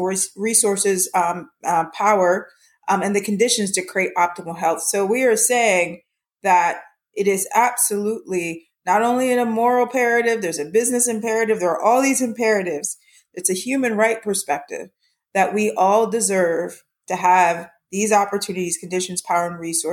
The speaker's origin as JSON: {"language": "English", "town": "Harrisburg", "region": "Pennsylvania", "country": "United States", "tie": "born or raised there", "also_born_or_lived": "Antigua (family) / West Coast", "moved": "yes", "said": "Grew up in Harrisburg, Pennsylvania"}